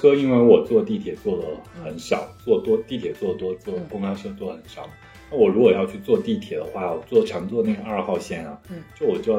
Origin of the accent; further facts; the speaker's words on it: Hanzhong, Shaanxi, China; also born or lived in Xi'an; now in Kunming, China; 包括我老家汉中那里啊